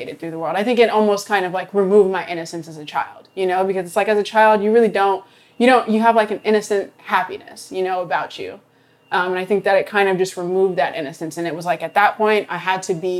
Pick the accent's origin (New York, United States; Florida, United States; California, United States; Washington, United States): Washington, United States; Federal Way; also born or lived in Corvallis, Oregon; I was born in Corvallis, Oregon to a single parent. And shortly after that, we moved to Federal Way, Washington, where I lived for 12, 13 years. I went to Federal Way High School